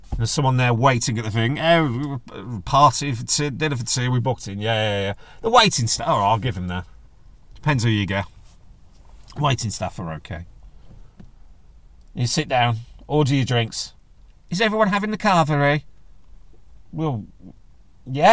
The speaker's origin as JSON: {"language": "English", "country": "United Kingdom", "said": "I'm British"}